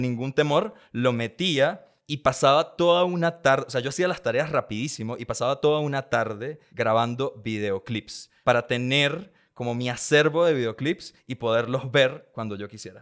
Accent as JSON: {"language": "Spanish", "town": "San Antonio del Táchira", "region": "Táchira", "country": "Venezuela", "tie": "born or raised there", "moved": "yes", "lives_now": "Mexico", "said": "yo crecí en un pueblito llamado San Antonio del Táchira, en la frontera entre Venezuela"}